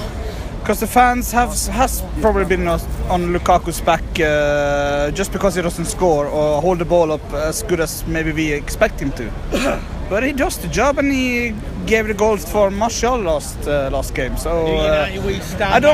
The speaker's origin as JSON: {"language": "English", "country": "Norway", "said": "I came from Norway"}